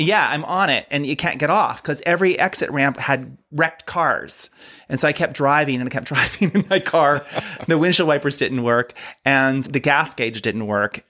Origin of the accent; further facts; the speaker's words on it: Ohio, United States; now in Palm Springs, United States; I grew up in Ohio